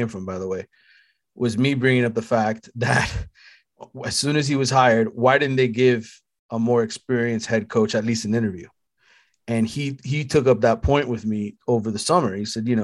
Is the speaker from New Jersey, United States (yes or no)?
no; Miami, Florida, United States; I'm from Miami. I cover the Miami teams